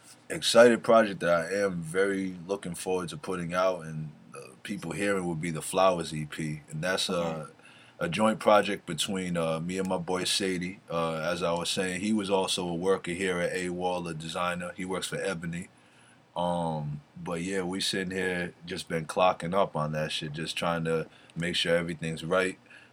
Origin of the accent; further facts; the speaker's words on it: East Coast, United States; I grew up on the East Coast